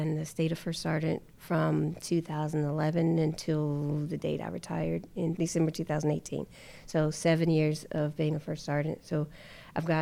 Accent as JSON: {"language": "English", "region": "North Carolina", "country": "United States", "moved": "as an adult", "said": "I'm from North Carolina"}